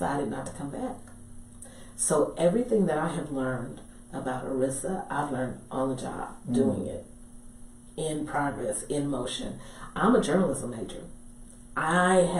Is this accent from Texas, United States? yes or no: yes; Dallas, Texas, United States; I'm from Dallas originally